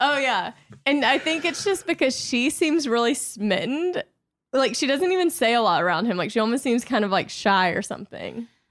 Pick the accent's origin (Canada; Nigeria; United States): United States; Louisiana; I'm from Louisiana